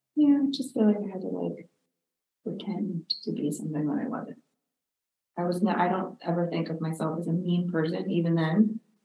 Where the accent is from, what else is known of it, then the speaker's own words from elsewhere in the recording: Pittsburgh, Pennsylvania, United States; I grew up in, a, uh, well, outside of the city of Pittsburgh